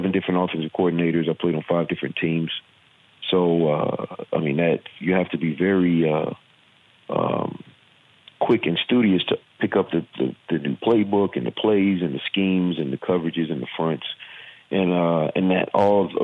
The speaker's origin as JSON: {"language": "English", "region": "Virginia", "country": "United States", "accent": "southern", "said": "I'm from Virginia. I have a southern accent"}